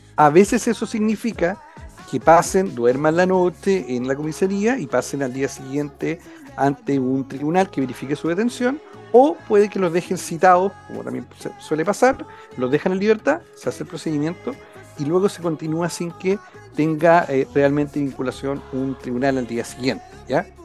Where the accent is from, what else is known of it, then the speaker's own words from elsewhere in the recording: Concepción, Biobío, Chile; Yo soy acá de, de Concepción, he estado siempre acá en en la zona